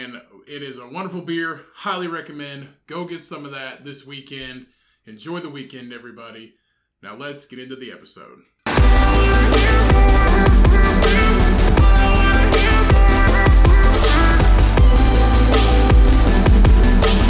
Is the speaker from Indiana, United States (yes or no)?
yes; Indiana, United States; We are from Indiana.